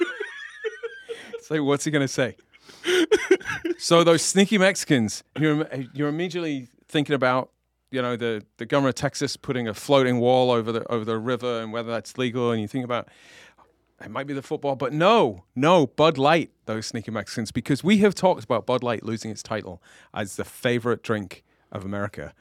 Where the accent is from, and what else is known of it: England, United Kingdom